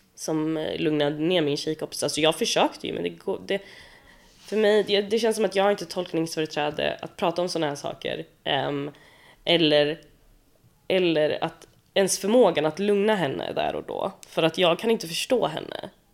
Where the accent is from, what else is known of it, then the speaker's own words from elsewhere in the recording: Sweden; jag är ju född i Sverige